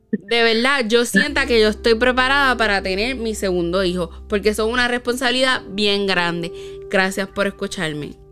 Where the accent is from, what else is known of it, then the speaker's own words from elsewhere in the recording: Puerto Rico; nosotras que somos boricuas puertorriqueñas, lo hacen mucho.